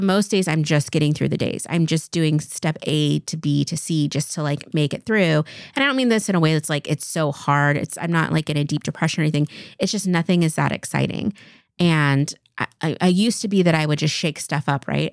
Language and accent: English; Eastern Washington, United States; I grew up in Eastern Washington. I was born and raised in the same house